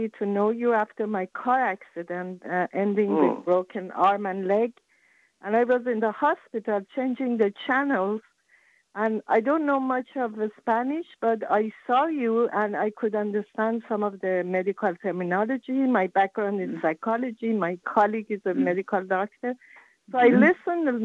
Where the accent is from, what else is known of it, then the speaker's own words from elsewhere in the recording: Iran; English is a second language; moved away; I'm from Iran originally